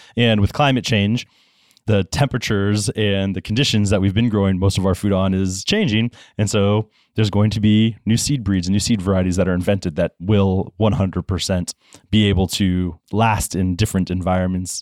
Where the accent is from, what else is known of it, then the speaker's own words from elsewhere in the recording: Florida, United States; Grew up in Florida